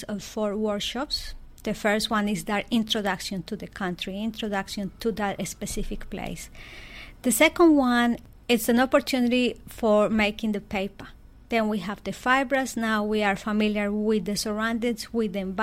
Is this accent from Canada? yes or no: no; Colombia; I was born in Colombia in a very small village, and my parents' backyard was my everything.